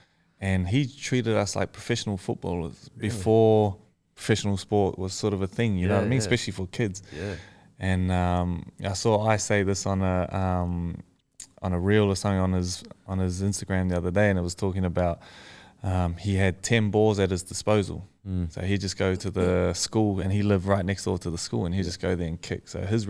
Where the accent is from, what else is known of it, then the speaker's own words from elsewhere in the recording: Tokoroa, Waikato, New Zealand; also born or lived in Auckland; Yeah, so I grew up in Tukuru, which is like a small town in the South Waikato.